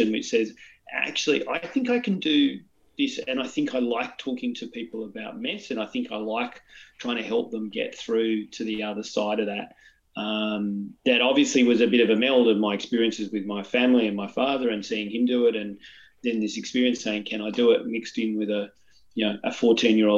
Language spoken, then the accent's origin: English; Newcastle, New South Wales, Australia; I grew up in Newcastle, north of Sydney